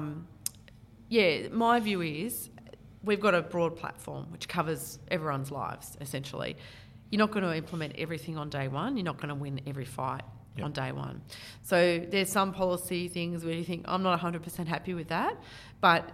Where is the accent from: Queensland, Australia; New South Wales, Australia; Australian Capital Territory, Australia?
Australian Capital Territory, Australia; Canberra; now in Maitland, Australia; I was born in Canberra.